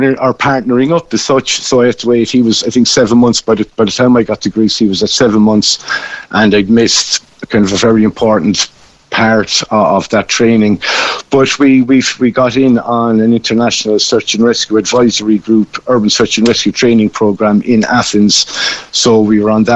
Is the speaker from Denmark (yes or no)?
no; Cobh, Munster, Ireland; now in Kishkeam, Ireland; I'm originally from Cove